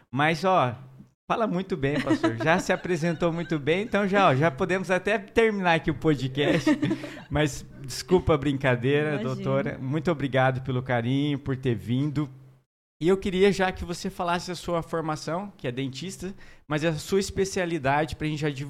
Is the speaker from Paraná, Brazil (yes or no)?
yes; Paraná, Brazil; moved away; Olha aí, minha terra, gente.